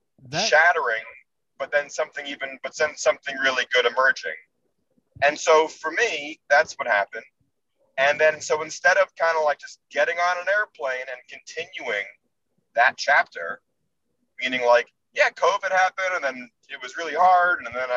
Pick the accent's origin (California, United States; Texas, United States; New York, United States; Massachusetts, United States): New York, United States; also born or lived in Los Angeles; I'm from New York originally. And my family's in New York, and I usually spend my summers in New York.